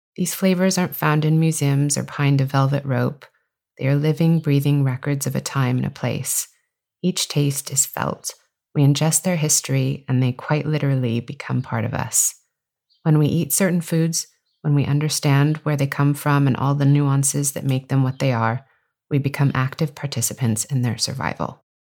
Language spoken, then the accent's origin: English; California, United States; from my home state of California